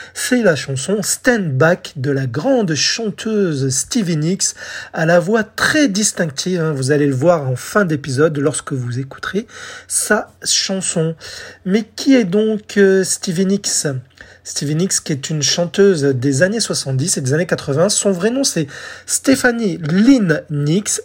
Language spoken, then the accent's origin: French; France; chez nous en France